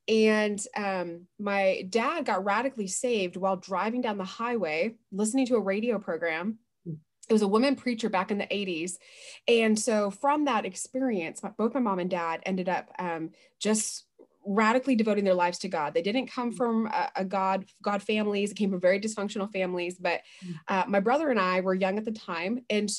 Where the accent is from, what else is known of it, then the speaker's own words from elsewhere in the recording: West Coast, United States; I was born on the East Coast, but mostly raised on the West Coast of the United States.